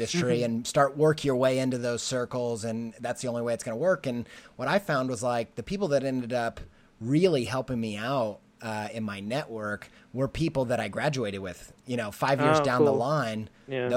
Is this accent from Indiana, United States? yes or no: yes; Indiana, United States; now in Columbus, United States; I grew up in Indiana, and so I'm not even from Ohio